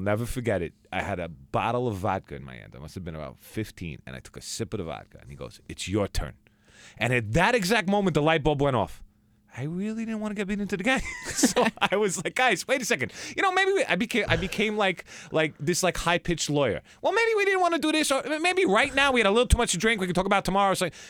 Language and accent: English; Merrick, New York, United States; Merrick, Long Island.